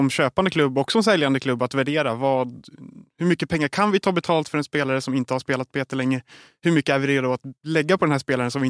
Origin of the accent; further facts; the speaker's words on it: Sweden; kan man ha som svensk i alla fall.